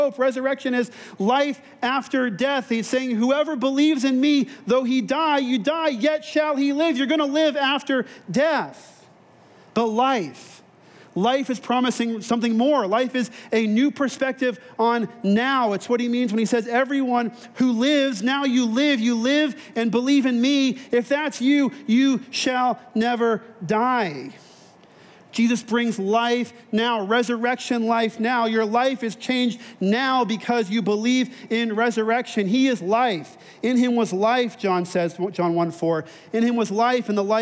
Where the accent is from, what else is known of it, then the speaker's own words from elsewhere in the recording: then Texas, Southern California, United States; moved away; I grew up in Southern California, then in Texas